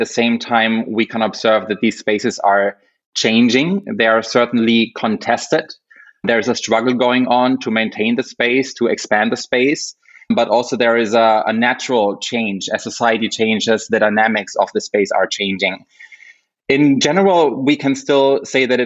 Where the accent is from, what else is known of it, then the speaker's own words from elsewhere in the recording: Germany; I'm from Germany